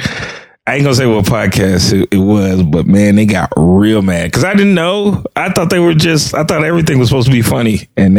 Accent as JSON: {"language": "English", "town": "Chicago", "region": "Illinois", "country": "United States", "tie": "born or raised there", "said": "I grew up in Chicago"}